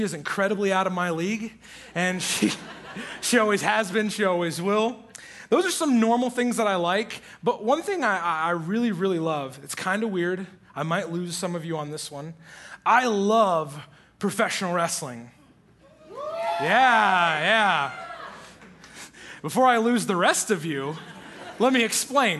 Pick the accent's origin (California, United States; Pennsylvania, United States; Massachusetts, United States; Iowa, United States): Iowa, United States; moved away; I was born and raised in the greatest state in America, the state of Iowa